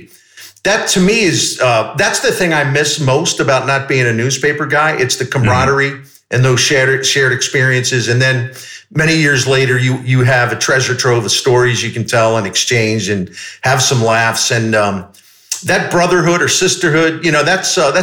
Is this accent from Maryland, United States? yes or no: yes; Baltimore, Maryland, United States; moved away as an adult; also born or lived in Dallas, United States; now in St. Louis, United States; I grew up in Baltimore, and that's where I started my career